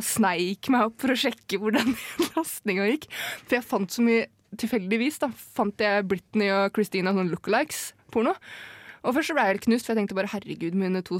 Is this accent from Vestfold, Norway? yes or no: no; Jevnaker, Buskerud, Norway; jeg er fra Jevnaker, jeg må spesifisere det når jeg forteller det her.